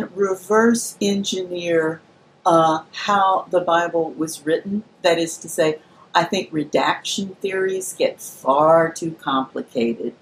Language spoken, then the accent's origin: English; Birmingham, Alabama, United States; now in Atlanta, United States; I grew up in Birmingham, Alabama